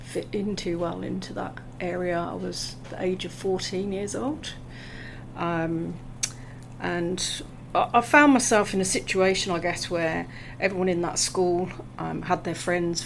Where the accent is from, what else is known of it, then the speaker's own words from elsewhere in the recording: Coventry, West Midlands, United Kingdom; moved away as an adult; now in Australia; I'm from the UK, which you can probably tell from my accent. So I come from a city called Coventry.